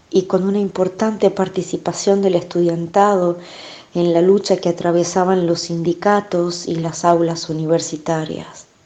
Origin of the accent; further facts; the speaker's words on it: San Miguel de Tucumán, Tucumán, Argentina; also born or lived in Salamanca, Spain; Nací en Salamanca, España, en 1953. Mi familia emigró a Argentina cuando yo era una pequeña niña en busca de mejores perspectivas de vida. Nos instalamos en San Miguel de Tucumán, en el norte argentino.